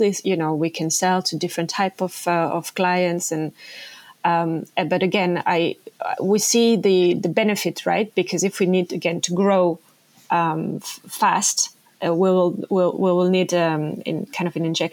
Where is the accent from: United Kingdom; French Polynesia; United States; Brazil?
French Polynesia; moved away; I come from French Polynesia, like a small island called Tahiti.